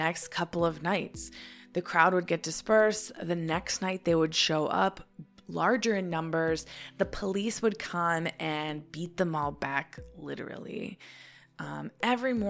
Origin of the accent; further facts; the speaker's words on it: Chicago, Illinois, United States; as a Chicagoan